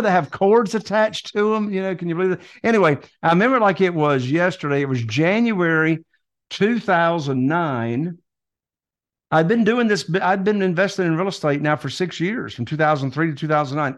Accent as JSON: {"language": "English", "town": "Morehead City", "region": "North Carolina", "country": "United States", "said": "Right here in Eastern North Carolina, in this little teeny tiny town called Moorhead City, North Carolina."}